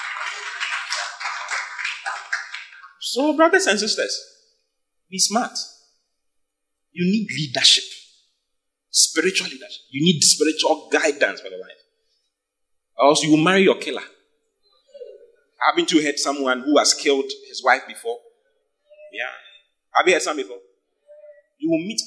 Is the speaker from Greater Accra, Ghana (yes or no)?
yes; Accra, Greater Accra, Ghana; moved away as an adult; now in Kumasi, Ghana; I'm not from Kumasi. I was born and bred in Accra